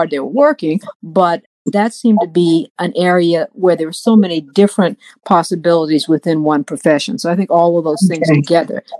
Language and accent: English; Washington, District of Columbia, United States; I grew up in Washington, D.C., a great town